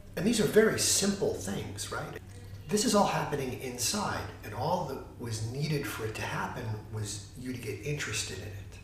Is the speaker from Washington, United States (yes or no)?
no; New York City, New York, United States; moved away as an adult; now in Santa Barbara, United States; I was living like a little New York City life. I'm from New York, and I struggled to put the New York City life together.